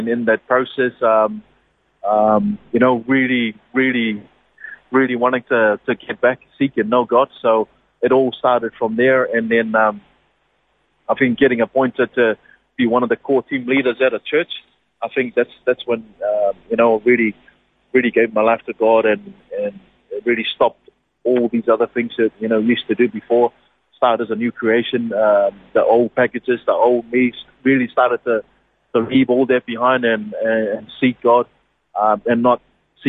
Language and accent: English; Niue; moved away; born and bred in Niue.